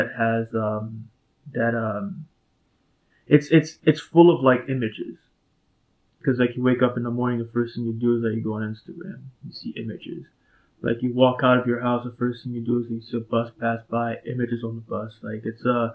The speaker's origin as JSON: {"language": "English", "town": "Port-au-Prince", "region": "Ouest", "country": "Haiti", "tie": "born or raised there", "moved": "yes", "lives_now": "Chicago, United States", "said": "I'm from Port-au-Prince, Haiti. I grew up there"}